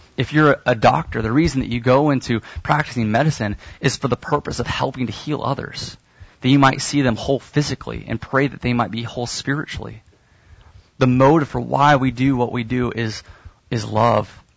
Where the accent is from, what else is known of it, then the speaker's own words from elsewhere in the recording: Kansas City, United States; I'm from Kansas City, and so my parents have a garden